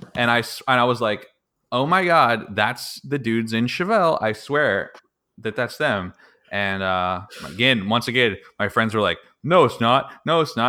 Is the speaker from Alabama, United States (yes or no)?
no; Pittsburgh, Pennsylvania, United States; moved away; I was actually born and raised in Pittsburgh